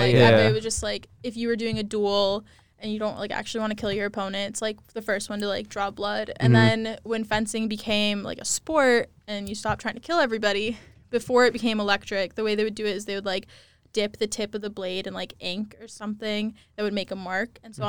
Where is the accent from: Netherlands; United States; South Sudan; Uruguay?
United States; Texas; I'm from Texas